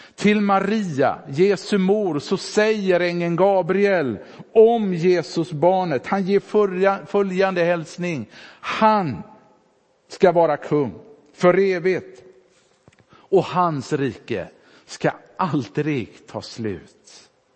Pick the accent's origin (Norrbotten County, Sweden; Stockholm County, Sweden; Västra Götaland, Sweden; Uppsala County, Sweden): Västra Götaland, Sweden; Sävedalen; moved away; När bedjarna där hemma i Sävedalen ställde sig upp och bad i bänkarna